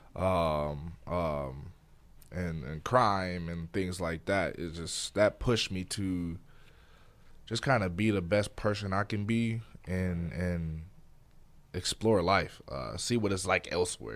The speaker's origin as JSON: {"language": "English", "town": "Detroit", "region": "Michigan", "country": "United States", "tie": "born or raised there", "also_born_or_lived": "Flint, Michigan", "moved": "yes", "said": "I'm from Detroit, Michigan. Um, I spent part of my life in Detroit, and I spent a couple years in Flint, Michigan"}